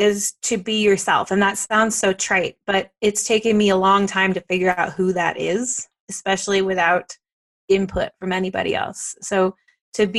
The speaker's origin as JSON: {"language": "English", "town": "Dallas", "region": "Texas", "country": "United States", "moved": "yes", "lives_now": "Colorado, United States", "said": "I am from North Texas. I'm from the Dallas area"}